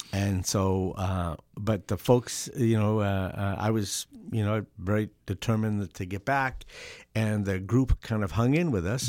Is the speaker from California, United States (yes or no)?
yes; Southern California, United States; I, I grew up in Southern Cal